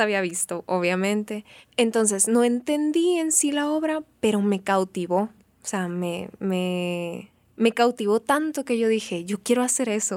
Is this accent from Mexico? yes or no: yes; Benjamín Hill, Sonora, Mexico; also born or lived in Hermosillo / Mexico City; Yo crecí en un pueblo, en Benjamin Hill, Sonora, un pueblo ferrocarrilero